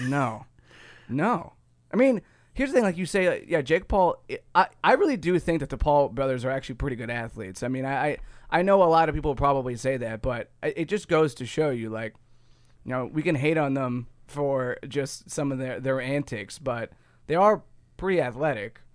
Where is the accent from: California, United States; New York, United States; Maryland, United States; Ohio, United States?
Ohio, United States; I'm from Ohio.